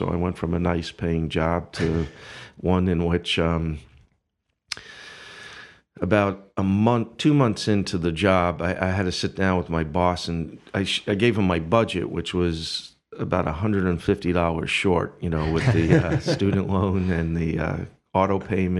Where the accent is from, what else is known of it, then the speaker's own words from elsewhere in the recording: Brooklyn, New York, United States; I'm from Brooklyn, New York. Not Brooklyn, Michigan, but Brooklyn, New York.